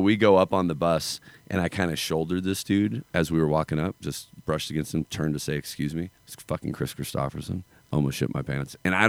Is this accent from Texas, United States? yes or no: no; North Idaho, United States; I'm a hillbilly. I grew up in North Idaho.